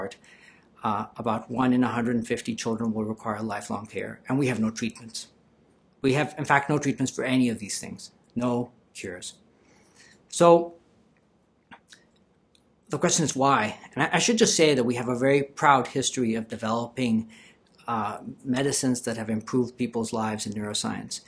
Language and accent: English; Colombia; moved away; I'm originally from Colombia.